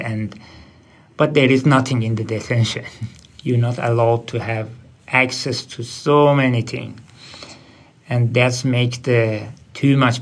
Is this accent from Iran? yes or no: yes; Tehran, Tehran Province, Iran; English is a second language; moved away as an adult; also born or lived in Indonesia / Christmas Island / Sydney; now in Australia; I'm from Iran, uh, capital city Tehran